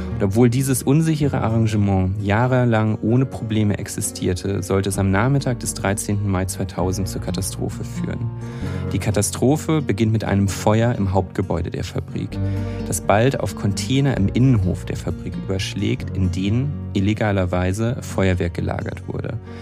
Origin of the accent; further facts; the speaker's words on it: Münsterland, North Rhine-Westphalia, Germany; also born or lived in Enschede, Netherlands; ich komme tatsächlich aus der Region dort, aus, aus dem Münsterland, direkt an der deutsch-niederländischen Grenze